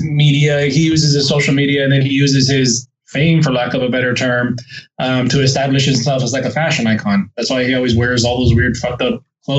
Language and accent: English; San Antonio, Texas, United States